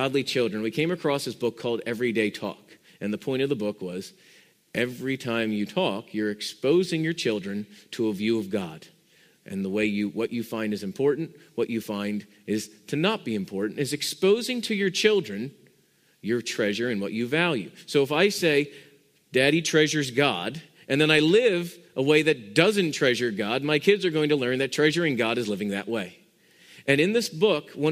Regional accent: Pennsylvania, United States; when I grew up in Pennsylvania

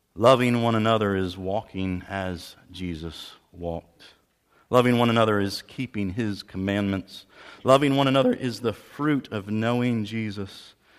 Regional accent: Pennsylvania, United States; moved away; I'm from Pennsylvania originally

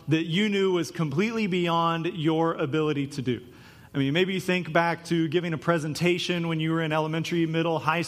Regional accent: Topeka, Kansas, United States; the youth group I grew up in Topeka, Kansas

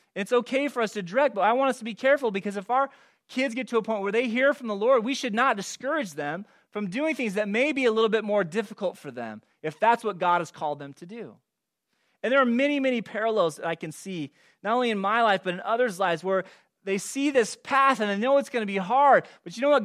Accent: California, United States; moved away as an adult; also born or lived in Gresham, Oregon; I grew up in California

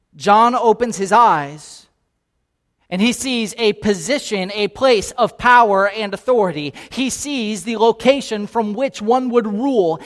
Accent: Naples, Florida, United States; now in Kansas City, United States; I grew up here in Naples, Florida

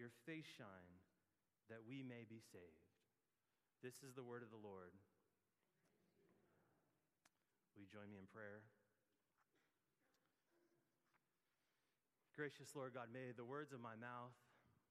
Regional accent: Gilroy, California, United States; moved away; also born or lived in Milpitas; my family moved to Gilroy, and I grew up in Gilroy for a few years

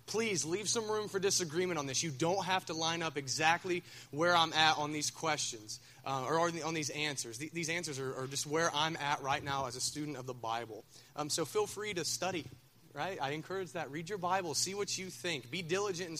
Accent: Minford, Ohio, United States; I'm from Minford

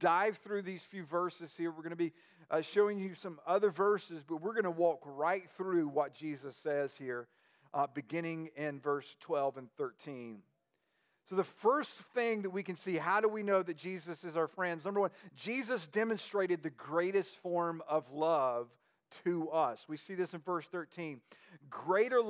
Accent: United States

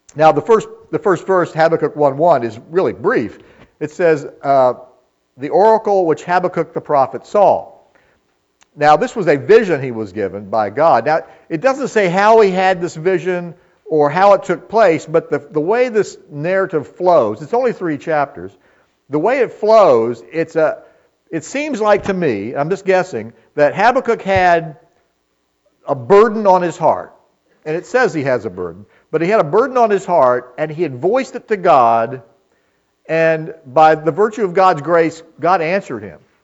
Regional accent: United States; we are as American people

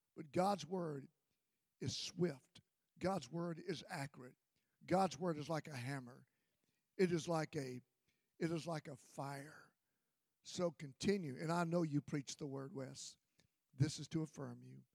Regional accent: Mississippi, United States; I grew up in Mississippi

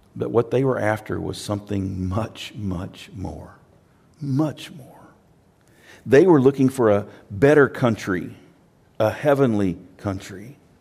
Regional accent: Texas, United States; I'm from Texas

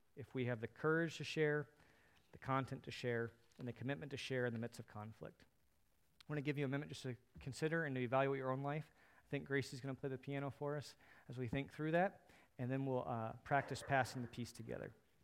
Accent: United States; As American Christians

